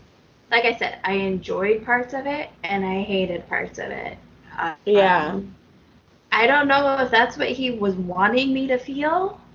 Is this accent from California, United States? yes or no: no; Charleston, South Carolina, United States; On the other hand, I grew up in Charleston, and that world can sometimes seem over the top